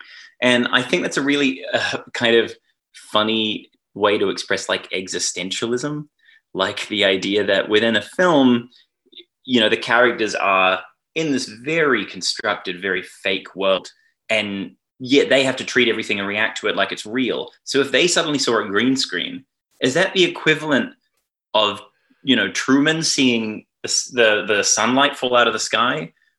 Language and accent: English; New Zealand; now in Australia; I must confess I am secretly a New Zealander, but I've lived here so long that I feel, you know, in any meaningful way, I am culturally Australian.